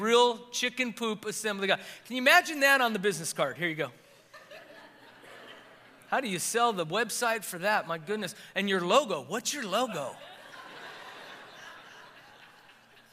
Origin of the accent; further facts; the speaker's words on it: Tonopah, Nevada, United States; moved away; I graduated from high school in Tonopah, Nevada